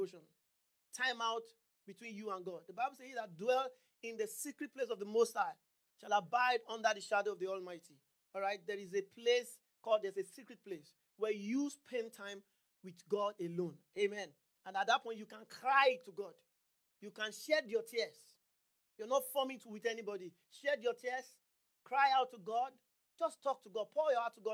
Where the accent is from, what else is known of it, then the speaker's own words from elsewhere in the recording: Nigeria; moved away; I'm from Nigeria.